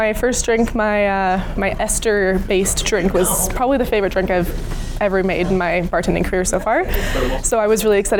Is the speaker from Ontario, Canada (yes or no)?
no; Edmonton, Alberta, Canada; now in Victoria, Canada; I'm from Edmonton originally, but I am currently living and working in Victoria, British Columbia.